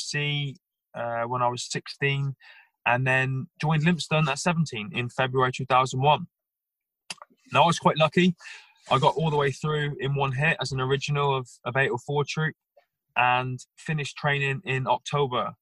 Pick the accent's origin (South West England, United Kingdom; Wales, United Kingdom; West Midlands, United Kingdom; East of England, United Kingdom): South West England, United Kingdom; Plymouth; I was born and bred in Plymouth